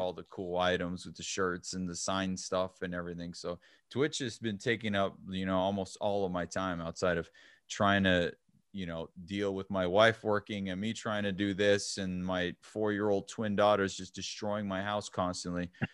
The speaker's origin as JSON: {"language": "English", "town": "El Paso", "region": "Texas", "country": "United States", "said": "I'm from El Paso"}